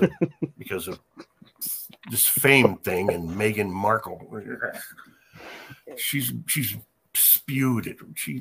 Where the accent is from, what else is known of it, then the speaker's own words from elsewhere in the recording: England, United Kingdom; I don't have Indian in me. I'm just English.